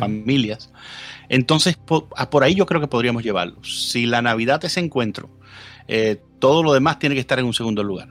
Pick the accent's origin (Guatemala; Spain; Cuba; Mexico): Cuba; also born or lived in Ecuador; now in United States; nací en Cuba, Vivo en los Estados Unidos desde el año 2000, después que tuve un tiempo viviendo también en Sudamérica, en Ecuador